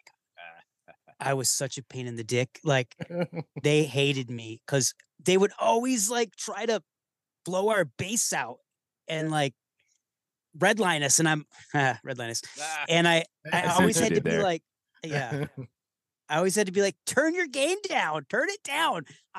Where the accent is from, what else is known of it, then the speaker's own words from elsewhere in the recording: Michigan, United States; moved away as an adult; now in Chicago, United States; I grew up in Michigan.